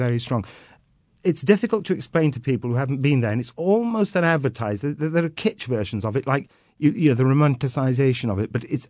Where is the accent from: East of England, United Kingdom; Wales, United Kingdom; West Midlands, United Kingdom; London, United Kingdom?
Wales, United Kingdom; I come from Gwynedd, I come from the west of Wales and the northwest of Wales.